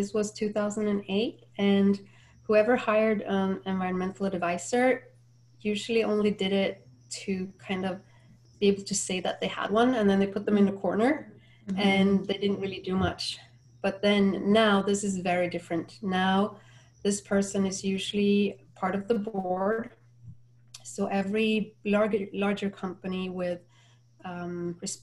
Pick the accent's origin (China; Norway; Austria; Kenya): Norway; now in Florida, United States; I'm from Norway and currently living in Florida